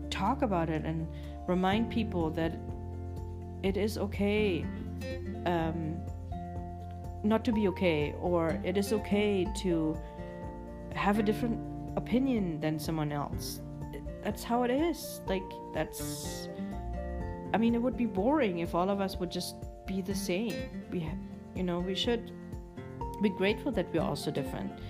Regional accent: Germany; yes, I was born and raised in Germany, but um, I've always liked cuckoo's clocks

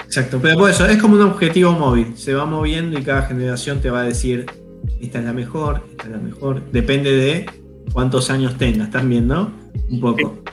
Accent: Argentina; nosotros venimos de ahí, como argentinos venimos de ahí

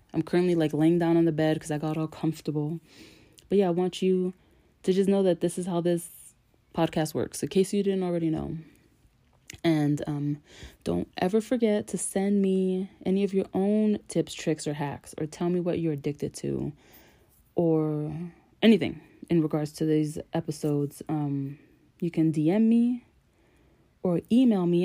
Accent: New York, United States; I'm from New York

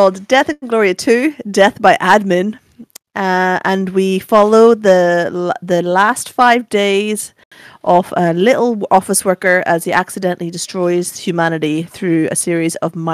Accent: Northern Ireland, United Kingdom; growing up in Northern Ireland

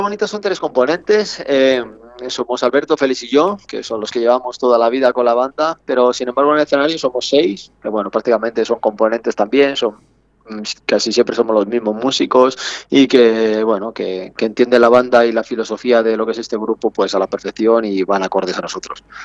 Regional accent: Salamanca, Castile and León, Spain; yo en mi caso soy salmantino, que soy castellano

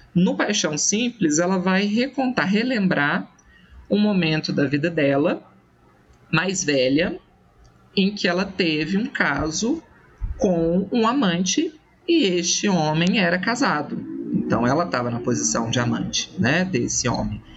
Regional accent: Minas Gerais, Brazil; eu sou da França brasileira, que é Minas Gerais

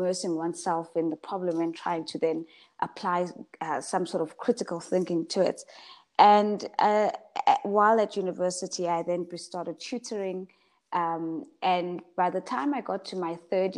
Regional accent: Pietermaritzburg, KwaZulu-Natal, South Africa; moved away as an adult; I'm from Pietermaritzburg, so from KZN, and I come from a family of girls

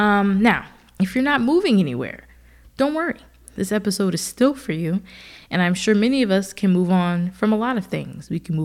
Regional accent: New Jersey, United States; also born or lived in Philadelphia / Austin / Seattle; now in Atlanta, United States; I've lived in Philadelphia for a little while when I went to Temple for school. And then, of course, I'm from New Jersey. And then from there, I moved to Atlanta for the first time.

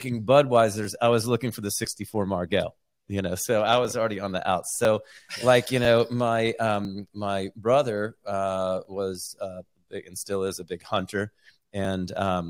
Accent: Marietta, Georgia, United States; I'm growing up in Atlanta and in the suburbs in Marietta.

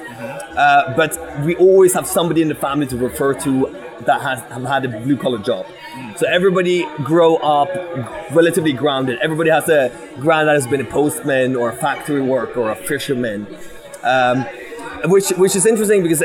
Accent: Bergen, Vestland, Norway; I grew up in Bergen, as I said, right, West Coast.

